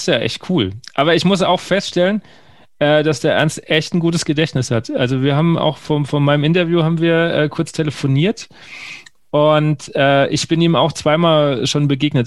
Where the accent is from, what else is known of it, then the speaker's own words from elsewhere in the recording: Bavaria, Germany; now in Hesse, Germany; ich komme ja gebürtig aus der, der, der dem letzten Zipfel von Bayern, kurz vor der hessischen Grenze und wohne jetzt in Hessen